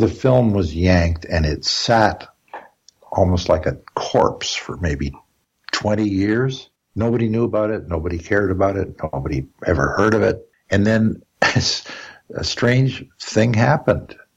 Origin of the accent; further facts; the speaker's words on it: Canada; I'm a composer, I'm a Canadian